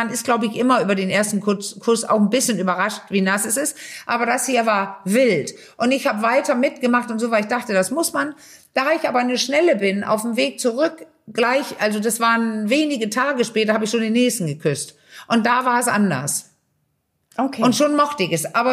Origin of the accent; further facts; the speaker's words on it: Denmark; German is a second language; also ich als Dänin